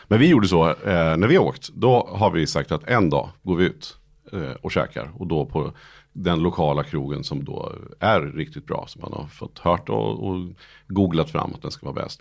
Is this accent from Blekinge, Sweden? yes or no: no; Nyköping, Södermanland, Sweden; Nyköping där jag kommer ifrån